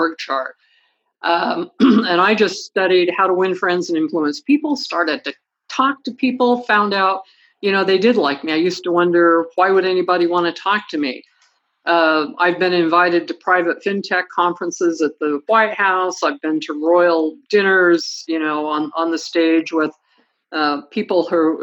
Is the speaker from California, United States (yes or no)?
no; Franklin, Idaho, United States; I grew up in Franklin, Idaho